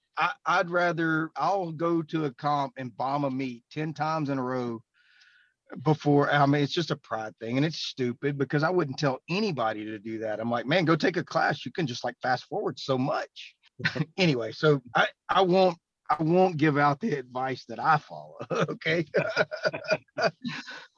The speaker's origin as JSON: {"language": "English", "town": "Beaumont", "region": "Texas", "country": "United States", "said": "I'm from the Beaumont, Texas area."}